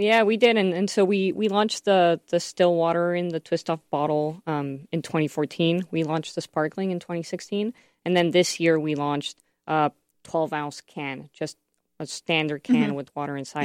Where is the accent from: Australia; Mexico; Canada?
Mexico; now in United States; I'm from Mexico